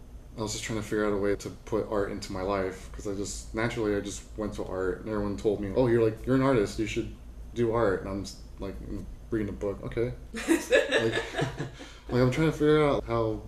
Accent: Orange County, California, United States; I grew up in Orange County, so like I'm from Disneyland kid.

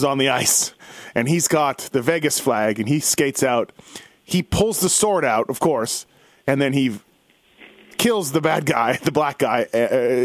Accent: Canada; I'm from Canada

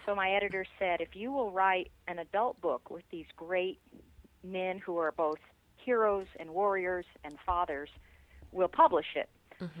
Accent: New Mexico, United States; now in Colorado Springs, United States; I grew up in New Mexico, and uh, loved growing up there, and I love living in Colorado.

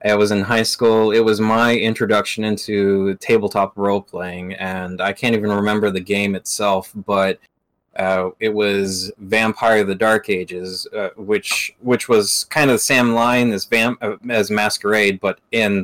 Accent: Arkansas, United States; moved away; I'm originally from Arkansas

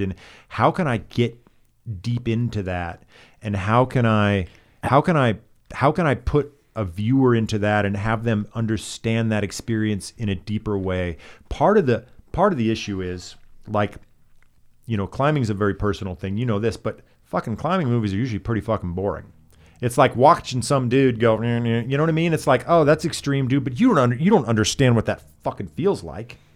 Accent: Alaska, United States; now in Los Angeles, United States; I'm from Alaska

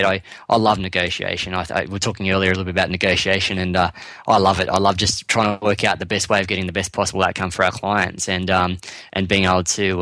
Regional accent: Sydney, New South Wales, Australia; moved away as an adult; now in Queensland, Australia; I was born and raised in Western Sydney.

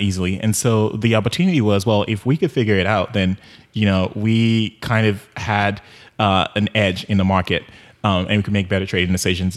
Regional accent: Nigeria; moved away; also born or lived in Houston; growing up in Nigeria

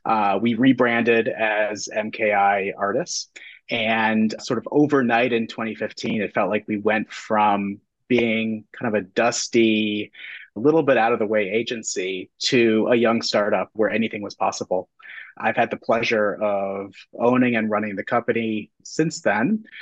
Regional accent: Chicago, Illinois, United States; moved away as an adult; also born or lived in Connecticut; now in Burlington, United States; Vermont, just about an hour from the Canadian border, since the summer of 2008. I grew up in Chicago, went to school in Connecticut

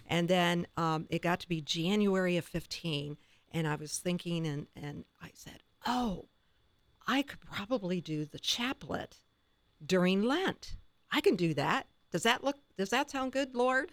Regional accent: Tiffin, Ohio, United States; my hometown is Tiffin

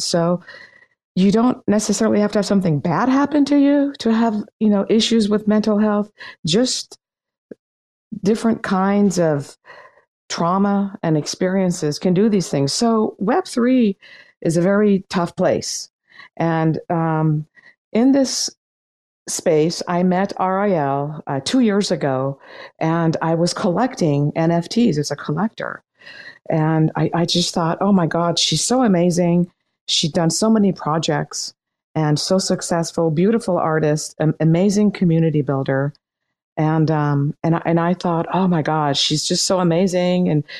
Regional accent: Laguna Beach, California, United States; I grew up in Laguna Beach

